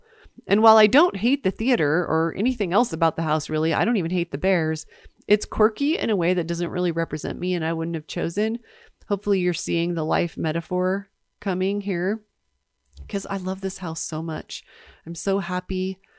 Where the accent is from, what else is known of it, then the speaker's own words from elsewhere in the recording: Nebraska, United States; unlike the home I grew up in Nebraska, I'm grateful to have enough money to heat the house.